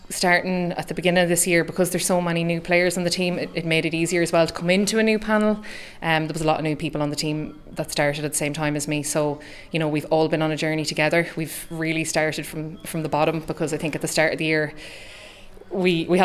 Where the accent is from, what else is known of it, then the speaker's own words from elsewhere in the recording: Ballymore, Connacht, Ireland; moved away; also born or lived in Dublin; I'm from Ballymore in County Leitrim. Um, I transferred to Na Fianna three years ago.